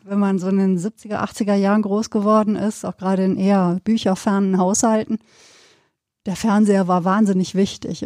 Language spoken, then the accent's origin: German; Sauerland, North Rhine-Westphalia, Germany; now in Cologne, Germany; habe ja auch meine, meine Kindheit da auf dem Land verbracht, dann im Sauerland